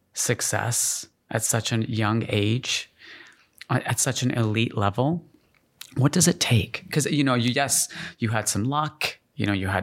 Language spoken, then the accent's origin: English; Calgary, Alberta, Canada; I grew up in Calgary.